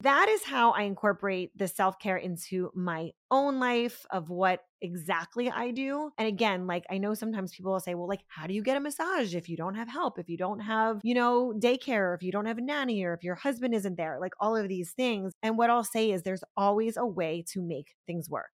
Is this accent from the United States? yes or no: yes; Pennsylvania, United States; now in Florida, United States; I grew up in Pennsylvania, I'm not from Florida